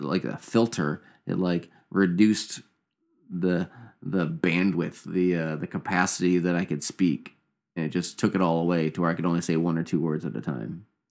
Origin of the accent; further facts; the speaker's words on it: Indiana, United States; also born or lived in Canada; me and my brother, mom and dad, and they moved, uh, moved down to Indiana when I was probably, like, a couple years old.